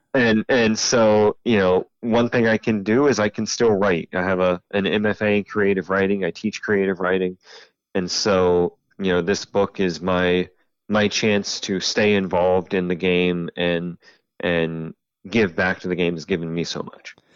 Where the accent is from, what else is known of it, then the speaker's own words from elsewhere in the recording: Central Ohio, United States; moved away as an adult; now in Lynchburg, United States; I'm originally from Central Ohio. Uh, moved about six years ago to Lynchburg, Virginia